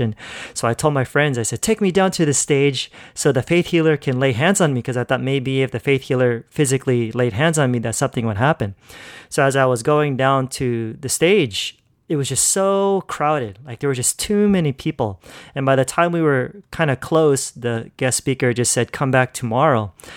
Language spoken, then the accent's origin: English; California, United States; now in Philippines; I grew up in California pretty much my whole life. So, yeah, that's where I was born and raised.